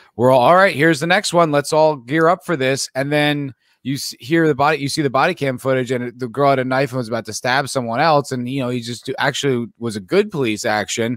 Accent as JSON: {"language": "English", "region": "New Jersey", "country": "United States", "tie": "born or raised there", "said": "I grew up in the East Coast, I grew up in New Jersey"}